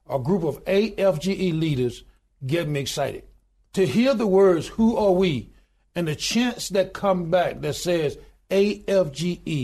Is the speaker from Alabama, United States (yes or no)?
yes; Goodwater, Alabama, United States; I was born in the Deep South. I was born in a little small town in Goodwater, Alabama, population 1,292 today